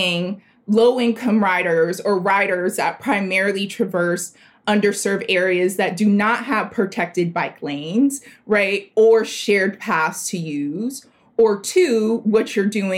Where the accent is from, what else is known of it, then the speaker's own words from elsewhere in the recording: South Florida, United States; also born or lived in Liberty City, Miami; I am from South Florida. My family is from an historically Black area of South Florida called Liberty City.